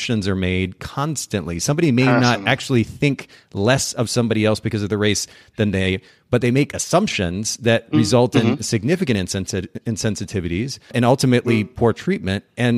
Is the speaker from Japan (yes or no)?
yes; Japan; So I grew up in Japan.